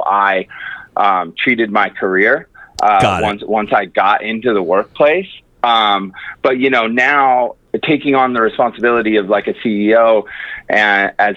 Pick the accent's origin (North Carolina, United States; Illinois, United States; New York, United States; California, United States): California, United States; Capitola; moved away as an adult; also born or lived in San Diego; I was born and raised in Northern California in a small town called Capitola